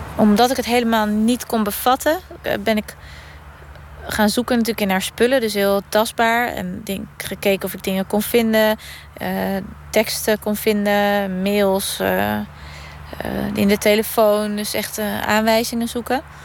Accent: Woerden, Utrecht, Netherlands; ik kom uit Woerden.

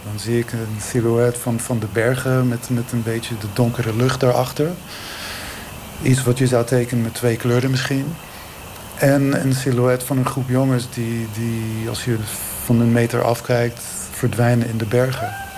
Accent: Israel; moved away; ik kom uit Israël.

